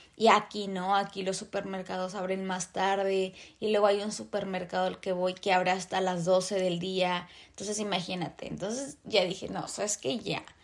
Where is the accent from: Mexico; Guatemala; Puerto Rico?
Mexico; moved away as an adult; now in Vancouver, Canada; yo vivo en Vancouver. Entonces, soy de México.